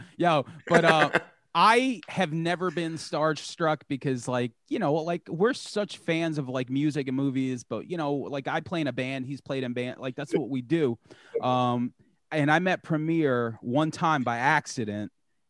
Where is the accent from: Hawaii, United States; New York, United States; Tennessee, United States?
New York, United States; Long Island; we're from Long Island